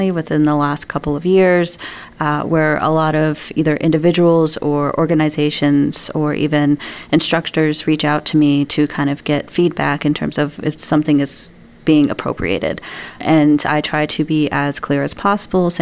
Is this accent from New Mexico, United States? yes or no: yes; New Mexico, United States; now in Wisconsin, United States; leaving my home state of New Mexico. So in New Mexico, I'm surrounded not only by my own culture